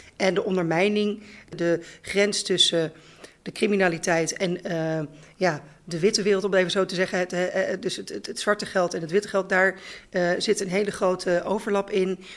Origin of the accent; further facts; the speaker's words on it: The Hague, South Holland, Netherlands; moved away as an adult; also born or lived in Groningen / Leeuwarden; ik ben geboren en getogen in Regentex Valkenbos op de grens van Zand en Veen